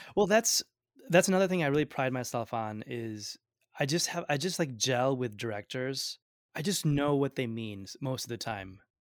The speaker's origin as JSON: {"language": "English", "town": "Binghamton", "region": "New York", "country": "United States", "tie": "born or raised there", "also_born_or_lived": "Ahmedabad, Gujarat, India / Vestal, New York / Washington, D.C.", "first_language": "Gujarati", "second_language": "English", "said": "I grew up in Binghamton"}